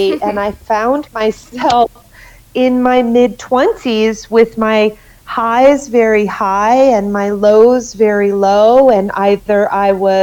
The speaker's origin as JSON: {"language": "English", "region": "Connecticut", "country": "United States", "tie": "born or raised there", "said": "I grew up in Connecticut"}